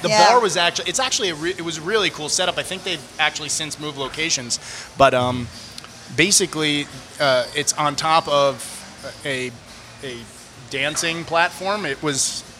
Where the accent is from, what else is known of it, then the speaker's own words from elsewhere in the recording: Yorktown, New York, United States; I grew up in Yorktown